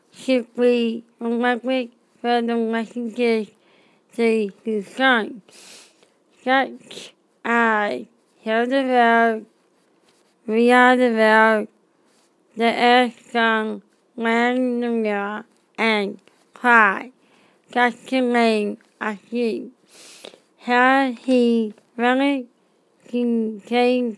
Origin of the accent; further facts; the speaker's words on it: Australia; I am from Australia.